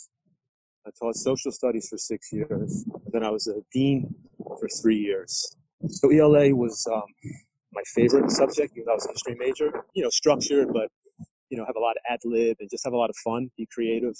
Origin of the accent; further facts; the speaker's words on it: Trenton, New Jersey, United States; moved away as an adult; also born or lived in New York City; I grew up in New Jersey, in Trenton